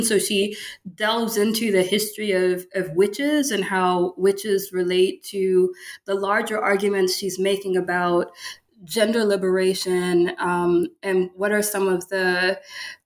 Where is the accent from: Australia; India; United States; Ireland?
United States; Baton Rouge, Louisiana; moved away as an adult; also born or lived in Michigan / Pennsylvania; now in Memphis, United States; I'm from Louisiana, Baton Rouge, Louisiana